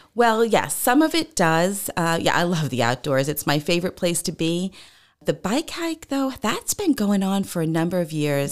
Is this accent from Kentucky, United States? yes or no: no; Long Island, New York, United States; moved away as an adult; I grew up in New York on Long Island